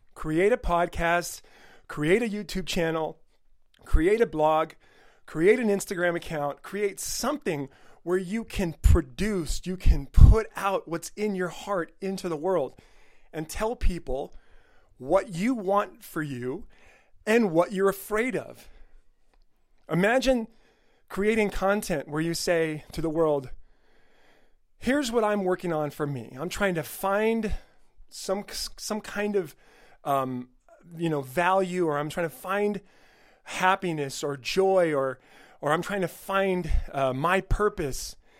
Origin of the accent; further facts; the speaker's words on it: El Monte, California, United States; my old school district where I grew up in El Monte, California